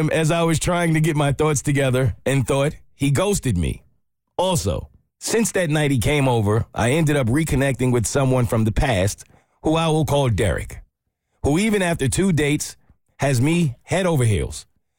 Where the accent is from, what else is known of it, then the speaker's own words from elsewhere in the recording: Maine, United States; not my real name, and I am from Maine.